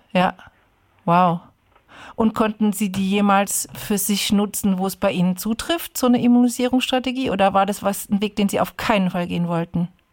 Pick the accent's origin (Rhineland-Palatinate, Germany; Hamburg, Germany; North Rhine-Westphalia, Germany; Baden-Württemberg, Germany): Rhineland-Palatinate, Germany; Ludwigshafen; moved away; also born or lived in Heidelberg; In der piefigen Stadt Ludwigshafen, in dem piefigen Vorort Rheingönheim, wo ich groß geworden bin